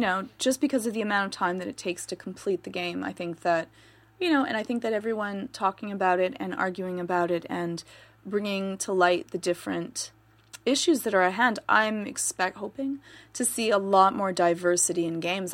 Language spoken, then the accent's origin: English; Canada; I'm Canadian